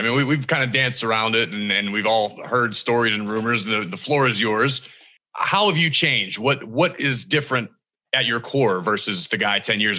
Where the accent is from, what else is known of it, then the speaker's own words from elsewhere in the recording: Pittsburgh, Pennsylvania, United States; I grew up in Pittsburgh